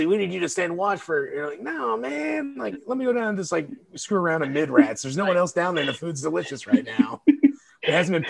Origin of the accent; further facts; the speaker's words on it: Kansas, United States; Yeah, I'm from Kansas, man. All that shit blew me away.